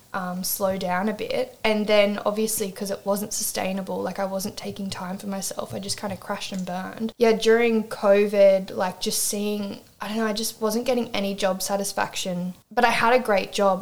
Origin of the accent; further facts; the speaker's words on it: Swansea Heads, New South Wales, Australia; moved away as an adult; also born or lived in Newcastle, New South Wales; now in Ravenshoe, Australia; I'm Newcastle based, but um, so I'm from Swansea Heads originally